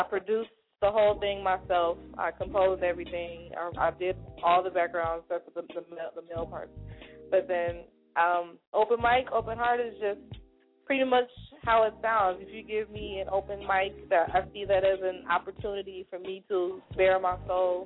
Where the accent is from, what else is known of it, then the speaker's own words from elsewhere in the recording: Chicago, Illinois, United States; now in Milwaukee, United States; I was born in Chicago. And all of my family is still there